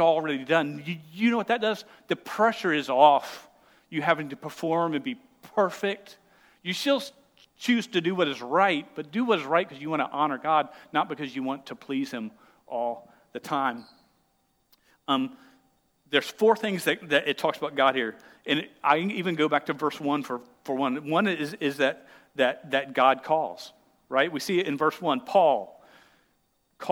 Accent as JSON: {"language": "English", "country": "United States", "said": "I'm an American"}